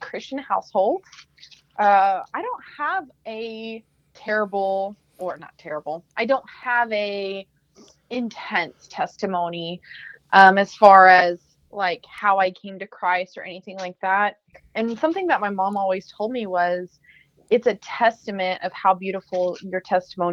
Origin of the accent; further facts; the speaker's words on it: Texas, United States; I'm an elementary teacher. I'm from Texas.